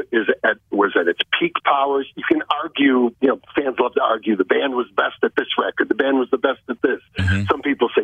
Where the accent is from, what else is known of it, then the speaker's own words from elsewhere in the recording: Chicago, Illinois, United States; I'm a city kid. I grew up in Chicago